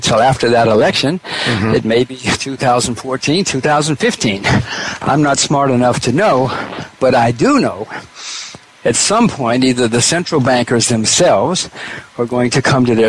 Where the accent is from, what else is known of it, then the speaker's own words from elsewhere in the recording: United States; now in Singapore; I am an American citizen